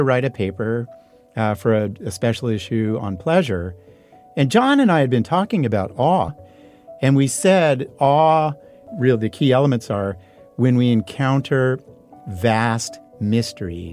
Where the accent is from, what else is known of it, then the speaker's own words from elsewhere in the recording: foothills of the Sierras, near Sacramento, California, United States; They moved to the country where it was cheaper. Mm-hmm. And we got an old beat-up Victorian, 5 acres.